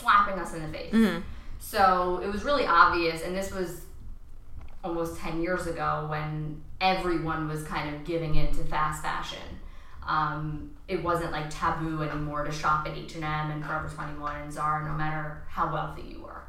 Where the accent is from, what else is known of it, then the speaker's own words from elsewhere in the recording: Long Island, New York, United States; moved away as an adult; also born or lived in Michigan; I went to the University of Michigan after growing up on Long Island